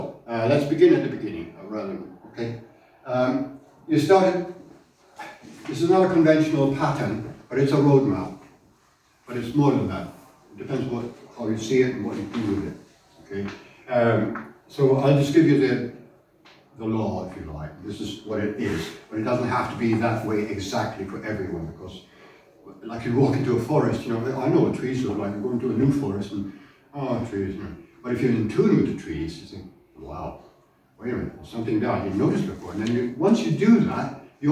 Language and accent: English; Germany; moved away; I grew up in Germany, post-war Germany